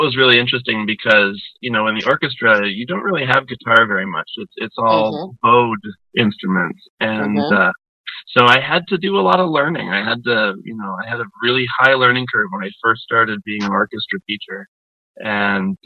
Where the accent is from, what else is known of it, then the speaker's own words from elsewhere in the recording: Niagara Falls, New York, United States; now in Asheville, United States; I grew up in Western New York, up in the Niagara Falls area, and we moved down to Asheville in 96